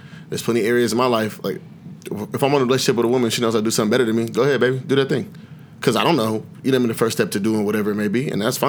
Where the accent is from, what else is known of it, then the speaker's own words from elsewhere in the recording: Seattle, Washington, United States; I'm from here, born and raised.